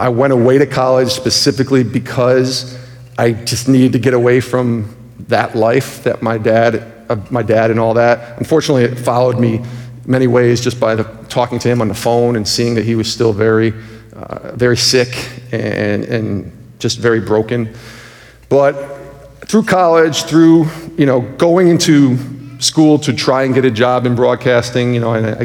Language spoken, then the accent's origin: English; Albany, New York, United States; also born or lived in Rochester, New York; now in Connecticut, United States; I'm from Albany, New York.